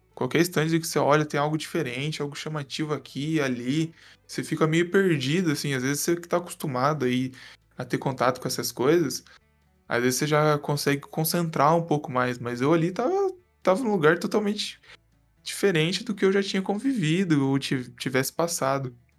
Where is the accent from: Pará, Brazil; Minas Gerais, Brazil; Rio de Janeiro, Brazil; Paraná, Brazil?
Minas Gerais, Brazil